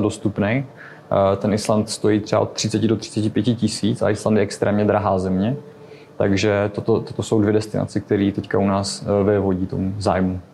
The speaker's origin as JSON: {"language": "Czech", "country": "Czechia", "said": "jsme z Česka"}